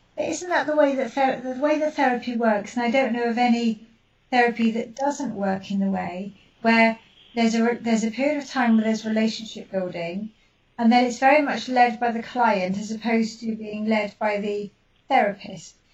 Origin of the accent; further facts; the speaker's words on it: United Kingdom; being British